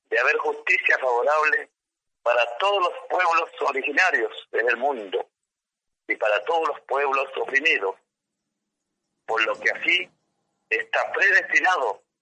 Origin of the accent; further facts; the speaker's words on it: Mapuche territory, Chile; por mi pueblo mapuche, por nuestra creencia espiritual